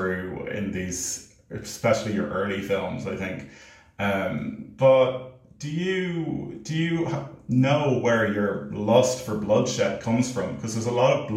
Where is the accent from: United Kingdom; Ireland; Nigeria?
Ireland; I'm an Irish filmmaker and actor